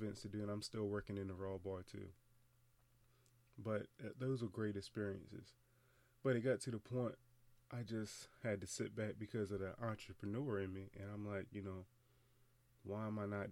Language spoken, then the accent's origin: English; Eastern Shore, United States; I'm from the Eastern Shore